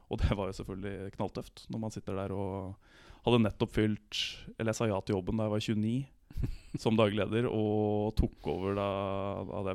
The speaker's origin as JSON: {"language": "Norwegian", "town": "Bærum", "region": "Akershus", "country": "Norway", "tie": "born or raised there", "said": "Nei, jeg er jo 33 år, født og oppvokst i Bærum"}